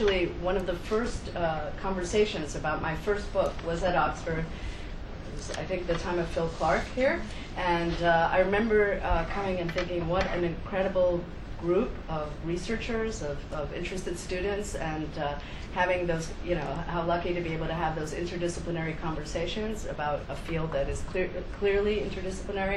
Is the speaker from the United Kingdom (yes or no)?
no; Argentina; moved away; I'm originally from Argentina